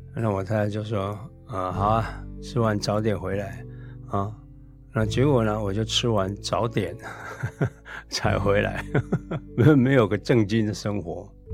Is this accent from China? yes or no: no; Taiwan; also born or lived in Taipei; now in Tainan, Taiwan; 我们台湾人